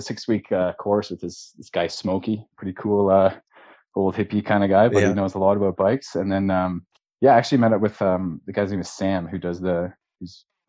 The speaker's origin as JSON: {"language": "English", "town": "London", "region": "Ontario", "country": "Canada", "tie": "born or raised there", "also_born_or_lived": "Ottawa / Jasper", "moved": "yes", "said": "Well, I'm originally from London, Ontario. So I was born there. I'm 31 years old. Went to school in Ottawa."}